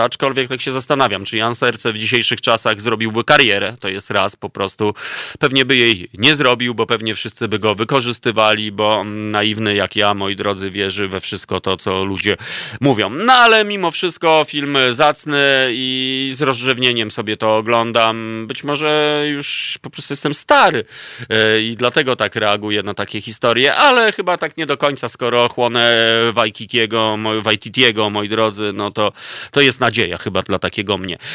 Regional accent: Warsaw, Masovian Voivodeship, Poland; moved away as an adult; ja się urodziłem w Warszawie, całe życie mieszkałem, ale 13 lat temu po prostu stwierdziłem, że już się nie da mieszkać mi tu i wybrałem tak zwaną wieś polską

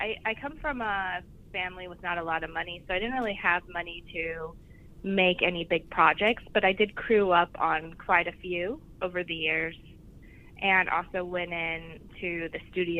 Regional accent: outside Seattle, Washington, United States; also born or lived in New York, United States / Los Angeles, United States; now in Vancouver; I was born outside Seattle.

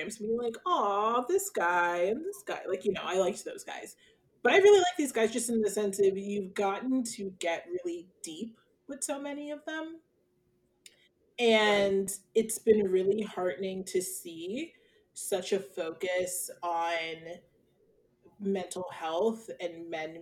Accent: Haddonfield, New Jersey, United States; he's from my hometown

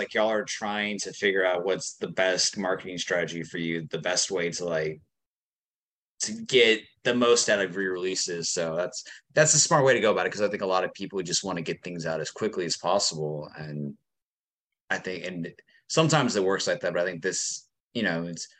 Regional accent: Texas, United States; I'm from Texas, which is just like gigantic.

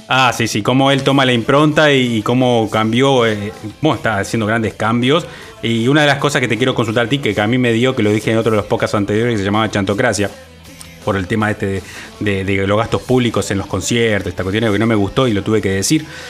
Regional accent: Uruguay; como uruguayo, como ciudadano

